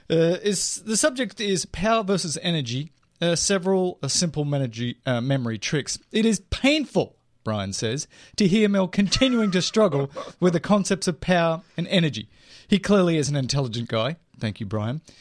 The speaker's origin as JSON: {"language": "English", "country": "Australia", "said": "I'm Australian"}